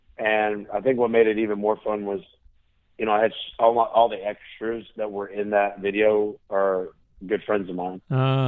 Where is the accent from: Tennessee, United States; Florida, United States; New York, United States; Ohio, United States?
Florida, United States; now in Nashville, United States; I'm from Florida and still got my house down there.